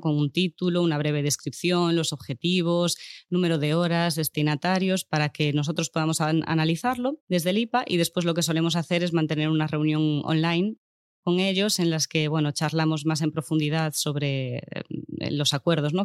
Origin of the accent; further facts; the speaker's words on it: Lugo, Galicia, Spain; now in Barcelona, Spain; yo soy de Lugo